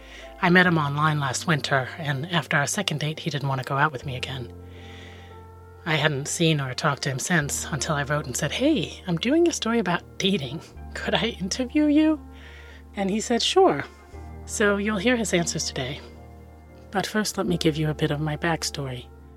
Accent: Denmark; And I think I was also just raised as a woman, and I'm from Denmark, and Scandinavia is very like, don't stand up and draw attention to yourself.

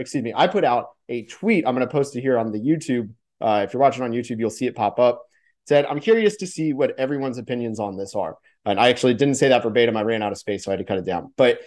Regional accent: Orlando, Florida, United States; I'm from Orlando.

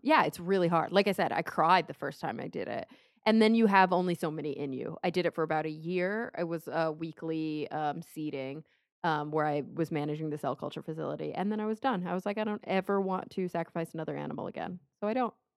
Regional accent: Plano, Texas, United States; I grew up in Plano, Texas

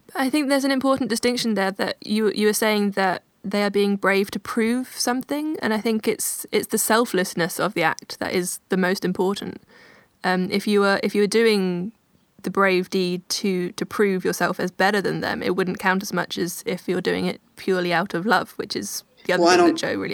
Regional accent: Oxford, South East England, United Kingdom; in Oxford, my hometown

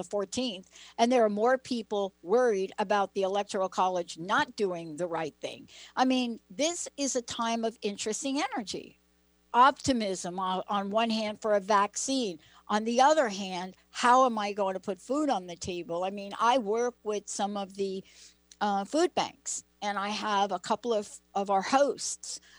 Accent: East Coast, United States; moved away; Linda and I both grew up on the East Coast

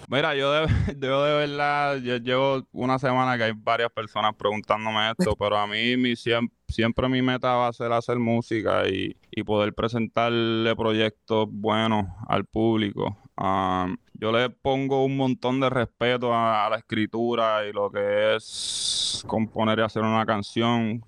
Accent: Caguas, Puerto Rico; yo soy de Cagua. Yo vengo, vengo de Notre Dame

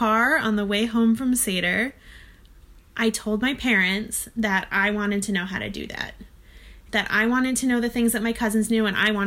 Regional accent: Rochester, New York, United States; now in Brooklyn, United States; I'm from Rochester, New York, but I currently live in Brooklyn

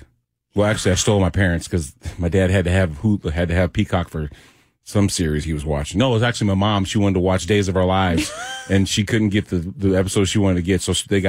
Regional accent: Illinois, United States; now in Tennessee, United States; I'm from Illinois.

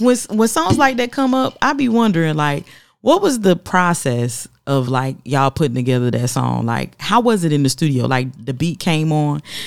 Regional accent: the South, United States; I'm from the South

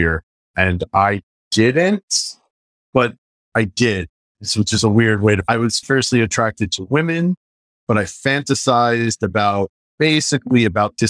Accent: Jersey City, New Jersey, United States; also born or lived in New York City; I grew up here, so it comes out sometimes

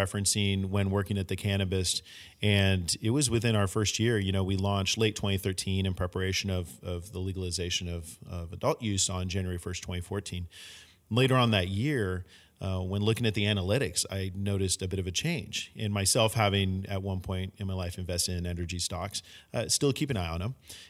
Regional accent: San Francisco, California, United States; growing up in San Francisco

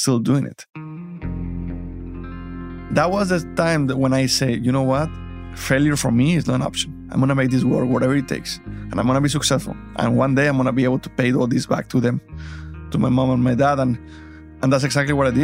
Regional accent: Mexico; English is a second language; moved away as an adult; now in United States; It wasn't easy moving from Mexico to the United States. So for me to leave my family and my country, it was a big deal. I didn't speak English.

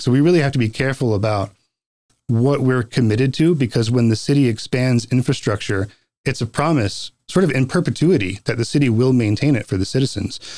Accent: North Carolina, United States; also born or lived in Boston; now in Post Falls, United States; I grew up in North Carolina

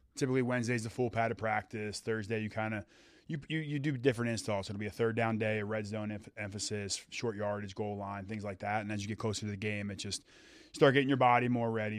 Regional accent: Philadelphia, Pennsylvania, United States; I grew up in Philadelphia.

